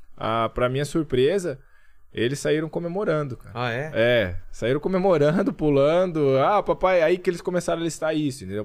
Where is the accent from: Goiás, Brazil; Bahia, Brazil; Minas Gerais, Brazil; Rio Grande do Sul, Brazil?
Minas Gerais, Brazil; Camanducaia; eu cresci em Camanducaia